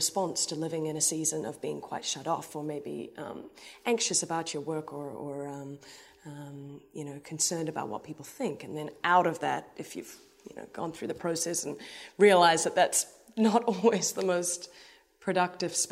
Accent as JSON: {"language": "English", "town": "Hamilton", "region": "Waikato", "country": "New Zealand", "moved": "yes", "lives_now": "New York City, United States", "said": "I'm from Hamilton, New Zealand."}